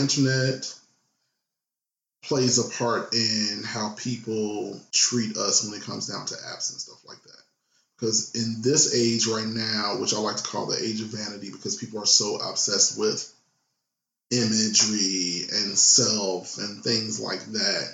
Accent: Chicago, Illinois, United States; now in Jersey City, United States; I'm a Chicagoan

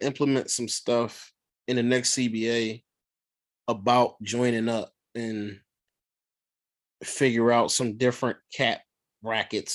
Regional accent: Philadelphia, Pennsylvania, United States; I'm from Philly

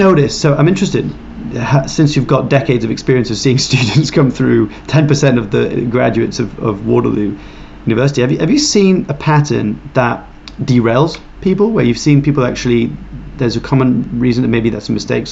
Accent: France; I grew up in France

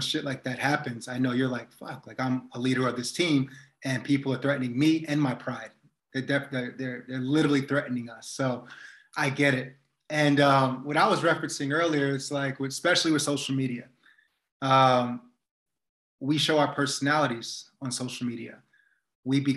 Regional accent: United States; also born or lived in New York / New Jersey; I grew up in New Jersey and New York, and there's a deep part of that culture still in me all the time.

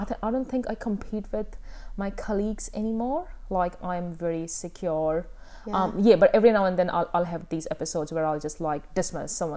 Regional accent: India; moved away; I grew up in India

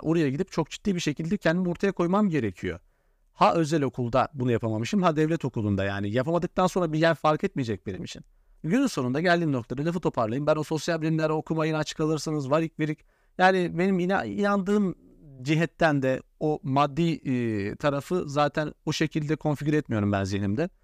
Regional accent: Central Anatolia, Turkey; ben Orta Anadolu'da yetişmişim, memur çocuğuydum

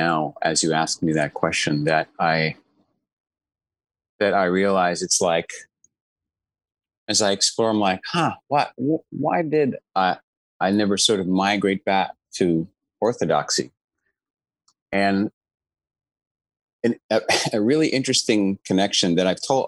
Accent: New York City, New York, United States; also born or lived in Long Island, New York; raised in Queens and Long Island.

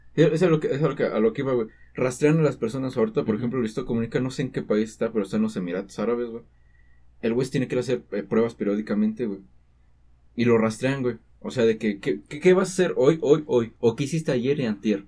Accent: Mexico; somos mexicanos

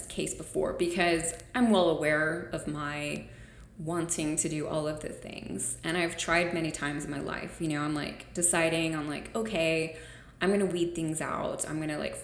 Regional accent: United States; I'm an American

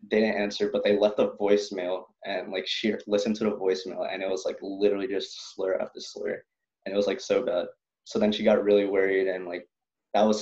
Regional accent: Philippines; oh, I'm not any of those. I'm Filipino.

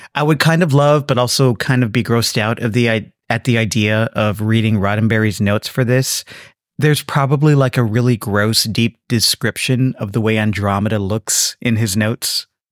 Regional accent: South Texas, United States; growing up in South Texas

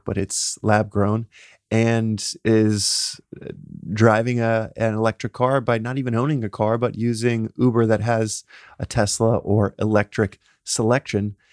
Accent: Texas, United States; I'm a guy from Texas

